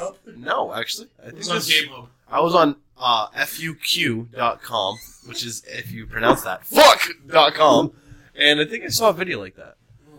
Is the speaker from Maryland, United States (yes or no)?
no; Boston area, Massachusetts, United States; We're from the Boston area.